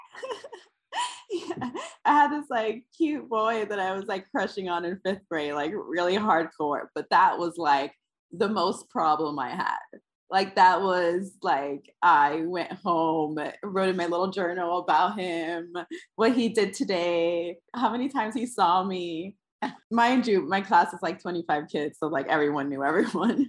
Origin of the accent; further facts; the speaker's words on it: New York City, New York, United States; I am from uh, in between the Upper West Side and Harlem, like right at the strip, right there is where I grew up